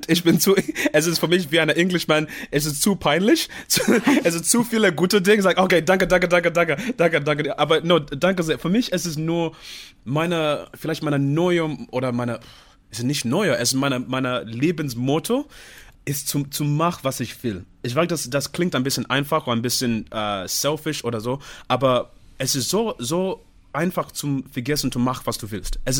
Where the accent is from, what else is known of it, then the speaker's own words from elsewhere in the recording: Zimbabwe; German is a second language; ich komme aus dem Zimbabwe, ich muss auch.